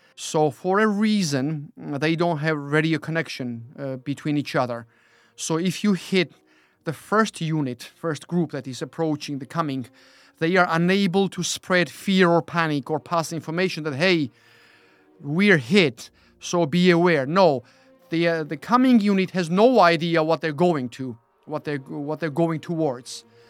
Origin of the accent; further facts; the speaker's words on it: Georgia; moved away as an adult; now in United Kingdom; being born and then growing up in Georgia